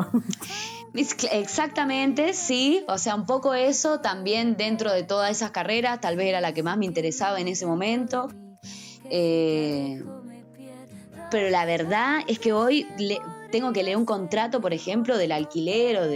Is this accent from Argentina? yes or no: yes; Salta, Argentina; No, soy de, de Salta Capital, que es, que es una, una ciudad, una, una pequeña